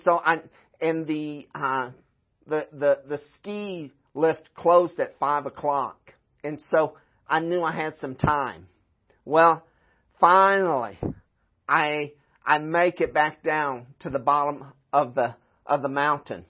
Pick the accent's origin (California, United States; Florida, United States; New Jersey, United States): Florida, United States; moved away; also born or lived in Midwest; I'm from Florida